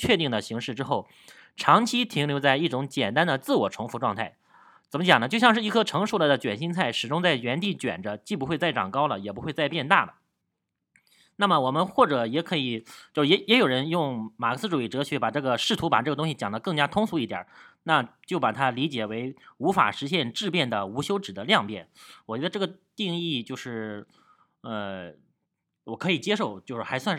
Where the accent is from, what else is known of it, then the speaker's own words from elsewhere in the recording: Gansu, China; moved away as an adult; now in Shanghai, China; 我是二零一二年从这个大西北的甘肃来到上海工作，然后长期在一个国家主义的新闻网站里面，一直从下往上做到了副主编。